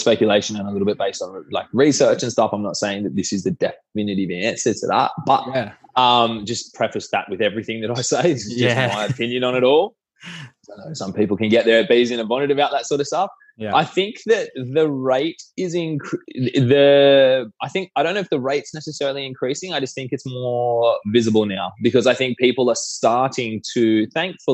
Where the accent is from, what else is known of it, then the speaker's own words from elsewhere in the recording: Sydney, New South Wales, Australia; I'm from Sydney